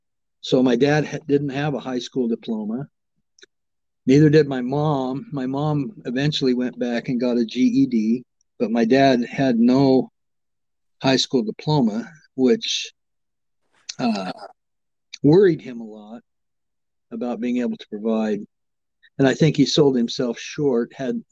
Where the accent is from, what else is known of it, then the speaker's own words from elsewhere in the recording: Umatilla, Oregon, United States; born there; I was born in Umatilla.